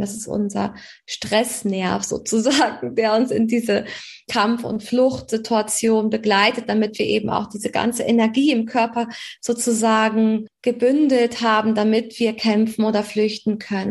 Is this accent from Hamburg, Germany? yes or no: yes; Hamburg, Germany; Ich komme aus Hamburg